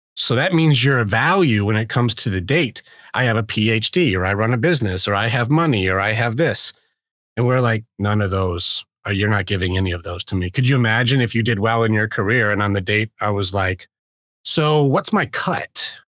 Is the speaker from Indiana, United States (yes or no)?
no; Detroit, Michigan, United States; I grew up in, uh, at a, not a good part in Detroit.